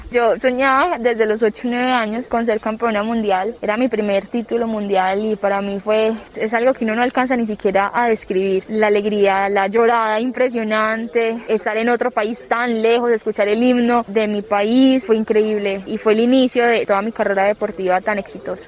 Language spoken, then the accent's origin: Spanish; Antioquia, Colombia; orgullosamente soy antioqueña